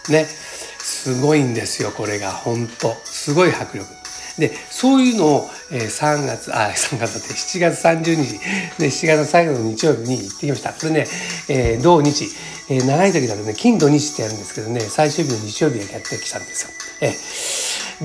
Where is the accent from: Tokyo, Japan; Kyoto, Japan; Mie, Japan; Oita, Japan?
Tokyo, Japan; 生まれが羽田育ちも羽田なんで